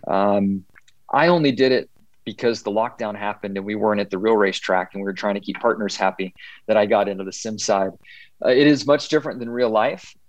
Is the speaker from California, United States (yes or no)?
yes; Southern California, United States; growing up in Southern California